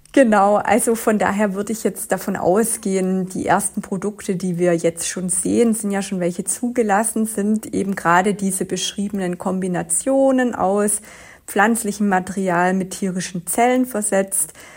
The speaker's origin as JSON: {"language": "German", "region": "Swabia", "country": "Germany", "said": "Ich komme ja aus dem Schwabenland"}